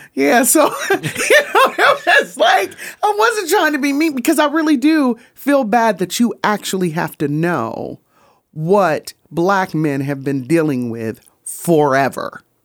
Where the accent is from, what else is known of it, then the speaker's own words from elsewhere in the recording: Grand Rapids, Michigan, United States; moved away as an adult; also born or lived in Memphis, Tennessee; I'm from Grand Rapids, Michigan